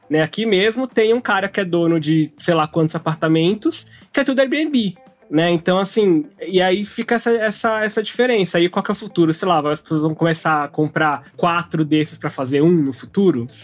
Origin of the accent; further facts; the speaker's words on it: São Paulo, Brazil; Eu cresci na Zona Oeste, na Pompeia, Perdizes, Lapa, aquele miolo